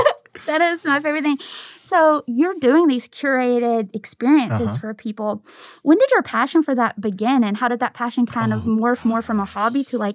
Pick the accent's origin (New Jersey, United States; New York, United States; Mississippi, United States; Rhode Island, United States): Mississippi, United States; Kosciusko; moved away as an adult; now in Memphis, United States; I'm also from Mississippi. I'm from like Kosciuszko.